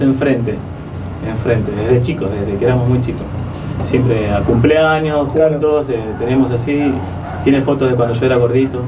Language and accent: Spanish; Chaco, Argentina; moved away; also born or lived in Las Heras, Buenos Aires; yo soy chaqueño. O sea que en mi casa te podés imaginar que se escuchaba chamamé